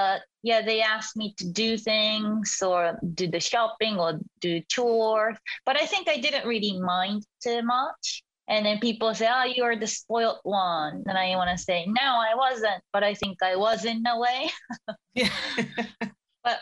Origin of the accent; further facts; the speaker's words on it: Yokohama, Kanagawa, Japan; also born or lived in Sweden; I was born and raised in Yokohama, in Kanagawa, in Japan, as a youngest of four